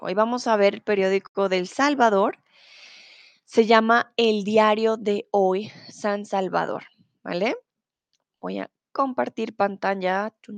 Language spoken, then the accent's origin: Spanish; Bogotá, Colombia; now in Mexico; ahora estoy en Bogotá, soy de Colombia, estoy en mi país, en mi ciudad